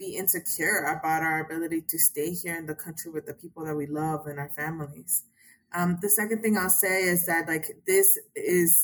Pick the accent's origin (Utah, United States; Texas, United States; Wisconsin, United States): Texas, United States; as a Texan